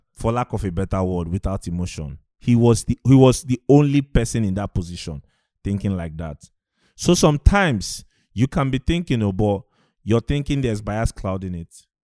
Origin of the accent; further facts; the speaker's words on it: Aba, South East Nigeria, Nigeria; I grew up in the East